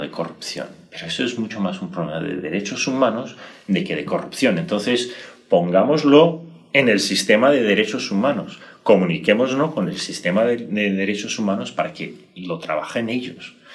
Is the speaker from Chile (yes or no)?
no; Brazil